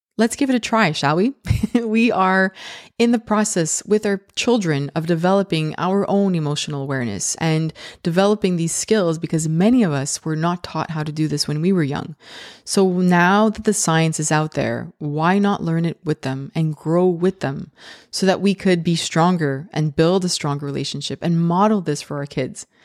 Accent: Canada; I'm so Canadian

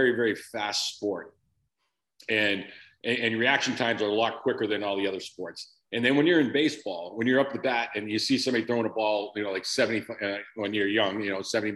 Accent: Framingham, Massachusetts, United States; I grew up in a town about 25 minutes west, Framingham, Massachusetts

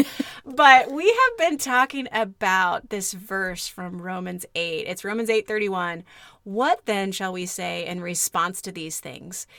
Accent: Kansas, United States; moved away; a kid who spent a lot of time growing up in Kansas

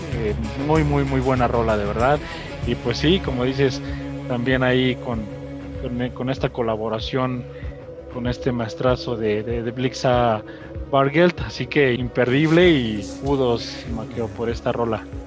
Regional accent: Mexico; acá en nuestro país, en México

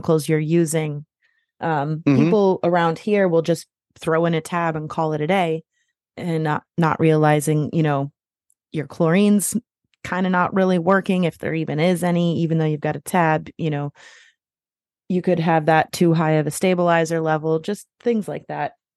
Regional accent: Midwest, United States; moved away; also born or lived in the South; I'm originally from the Midwest

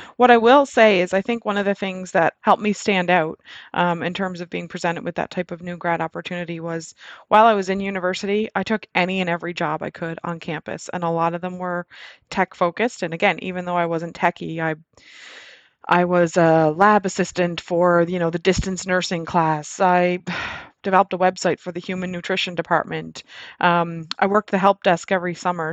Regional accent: Nova Scotia, Canada; moved away as an adult; also born or lived in Alberta; I actually moved to Nova Scotia, my hometown

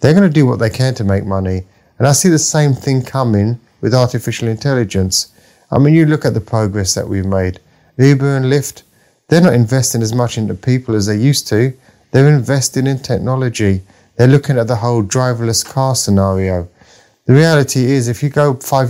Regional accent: London, United Kingdom; I grew up in the East End of London

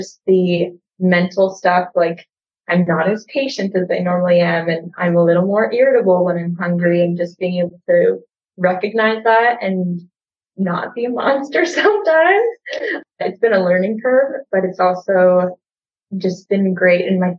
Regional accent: Regina, Saskatchewan, Canada; I'm from Regina, Saskatchewan, and I work in commercial real estate, and I'm a full-time single mom as well.

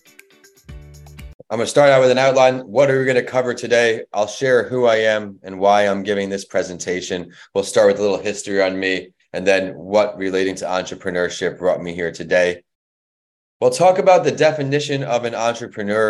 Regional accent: Northport, New York, United States; moved away as an adult; also born or lived in Florida; I am from New York. I went to a high school called Northport, New York, and played sports growing up

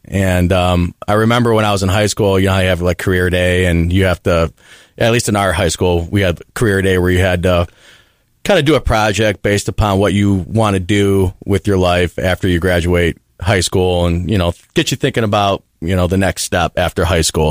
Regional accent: Parma Heights, Ohio, United States; I grew up in Parma Heights, Ohio, which is a suburb outside of Cleveland

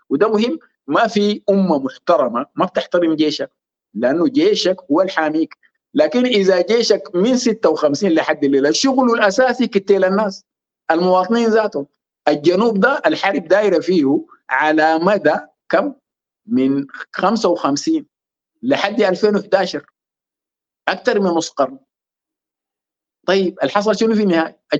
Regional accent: Sudan; نحن كسودانيين مهمومين ببلدنا نحن عايزين نطلع من سيطره العسكر مره والى الابد

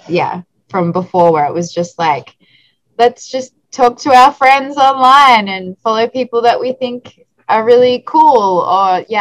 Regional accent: Australia; moved away as an adult; now in Los Angeles, United States; I'm originally from Australia, and now I live in Los Angeles.

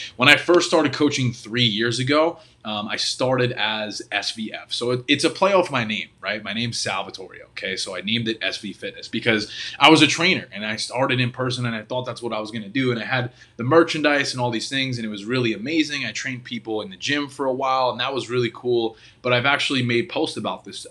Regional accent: New York, United States; moved away as an adult; now in Florida, United States; I grew up in New York. I spent twenty-five years there

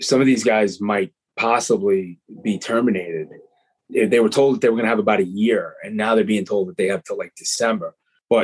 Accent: Long Island, New York, United States; also born or lived in Bronx; I'm a Long Island kid.

